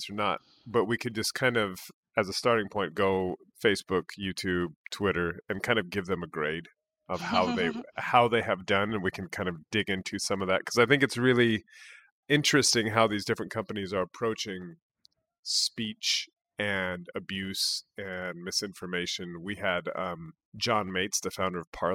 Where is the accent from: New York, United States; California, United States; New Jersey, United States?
California, United States; San Jose; I grew up in San Jose